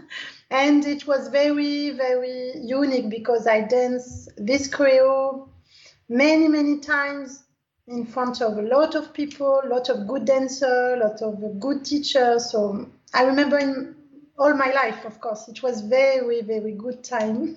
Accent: Algeria; English is a second language; I dance Algerian dance because I am from Algerian

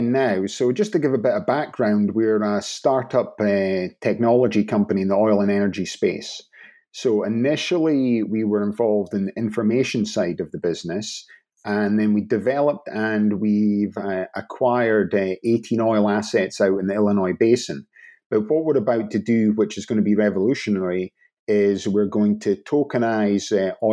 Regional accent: Inverness, Scotland, United Kingdom; I'm from the north of Scotland. So, originally Inverness, which no one knows what it is

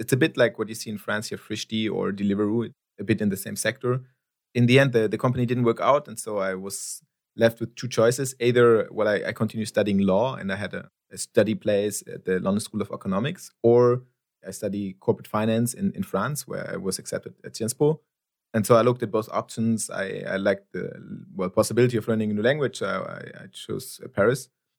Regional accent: Nigeria; English is a second language; You know, I'm Nigerian national.

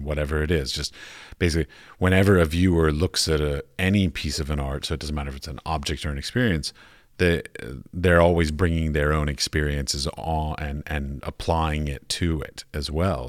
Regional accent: United States; moved away as an adult; I come from the United States

